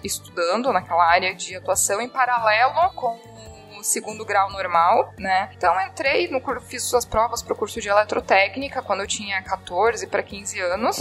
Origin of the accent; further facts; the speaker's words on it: Jaraguá do Sul, Santa Catarina, Brazil; eu sou de Jaraguá do Sul, Santa Catarina.